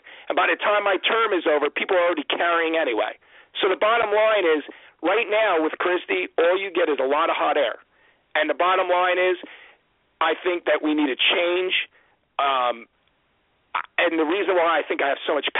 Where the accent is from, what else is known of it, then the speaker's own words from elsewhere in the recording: Ocean County, New Jersey, United States; I'm from Ocean County.